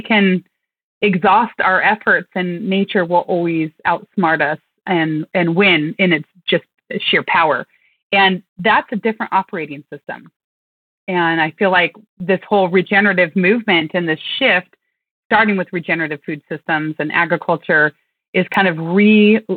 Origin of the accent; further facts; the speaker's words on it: Western Oregon, United States; I grew up in Western Oregon.